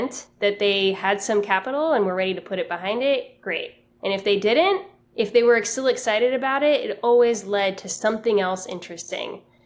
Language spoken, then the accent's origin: English; Miami, Florida, United States; moved away; I'm from Miami. I moved back home